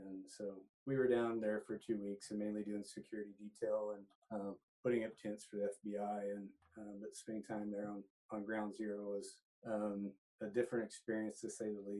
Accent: Mustang, Oklahoma, United States; also born or lived in Corpus Christi, Texas; my family moved to Oklahoma, the Oklahoma City area, when I was 2 years old. But I grew up out in Mustang, Oklahoma, out just west of town, out in the country.

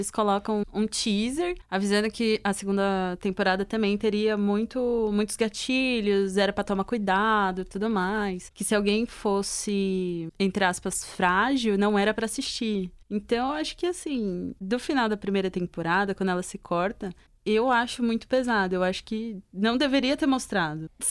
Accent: Caraguatatuba, São Paulo, Brazil; eu saí de São Paulo e mudei para pra Caraguá, que é o litoral norte de São Paulo

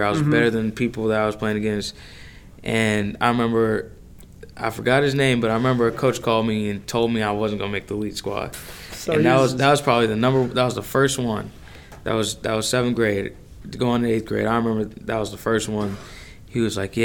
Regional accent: Manhattan, Kansas, United States; I'm from Manhattan

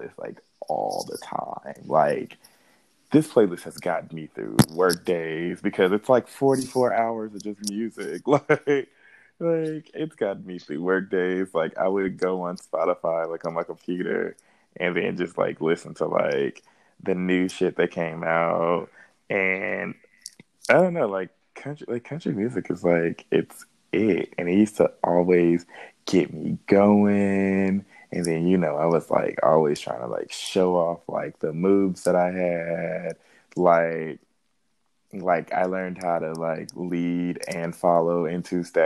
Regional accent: Indiana, United States; I'm from Indiana

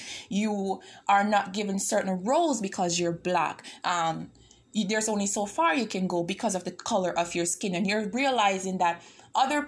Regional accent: Toronto, Ontario, Canada; I'm from Toronto

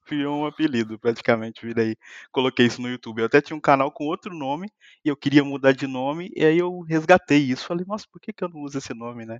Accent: Muriaé, Minas Gerais, Brazil; moved away as an adult; also born or lived in São Paulo; now in Lisbon, Portugal; sou mineiro de uma cidadezinha bem pequena chamada Muriaé

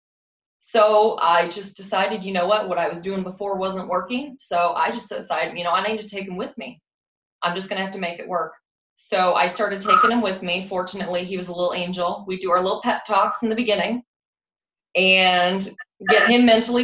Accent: Rockford, Illinois, United States; moved away; I'm from the Rockford, Illinois area originally when I started

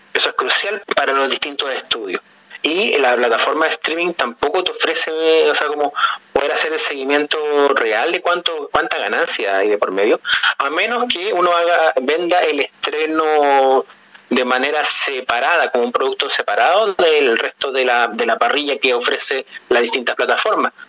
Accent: Chile; los elementos culturales nuestros como chilenos

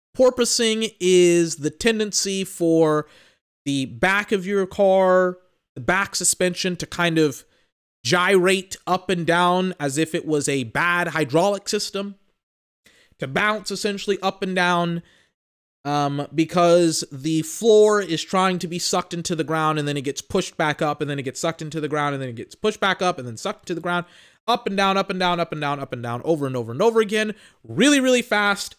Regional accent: United States; I'm American

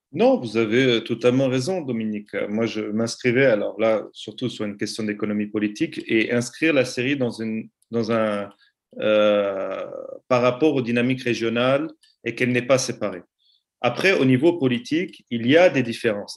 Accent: Aleppo, Aleppo Governorate, Syria; now in Lausanne, Switzerland; La ville d'où je suis originaire, Alep

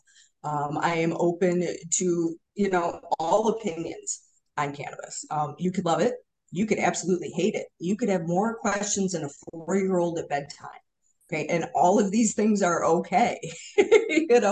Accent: Hamtramck, Michigan, United States; we are, hardcore Hamtramck

